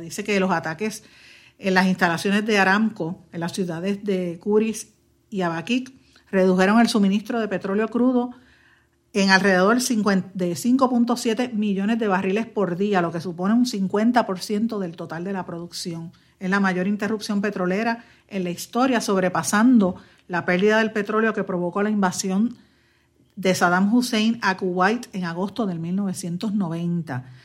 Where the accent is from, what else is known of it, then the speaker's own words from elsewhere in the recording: Guaynabo, Puerto Rico; mi pueblo de Guaynabo